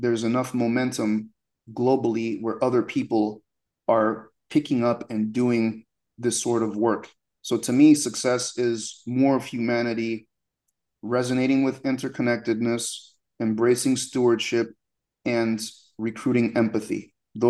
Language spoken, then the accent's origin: English; United States; born there; When I was born in the United States, my mom from Haiti, my father from Sierra Leone, but they got divorced when I was like 2 years old